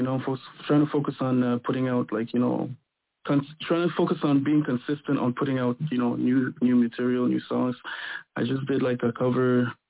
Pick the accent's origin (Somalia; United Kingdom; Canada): Canada; Quebec; I'm from Quebec. I'm from I'm R&B singer from Quebec, and I do music.